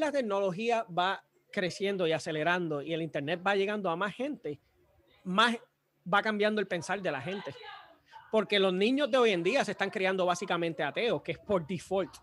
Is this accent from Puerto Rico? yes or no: yes; Puerto Rico; now in United States